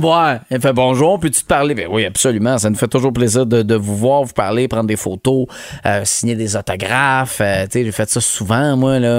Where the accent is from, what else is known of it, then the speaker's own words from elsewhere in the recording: Montérégie, Quebec, Canada; chez nous en Montérégie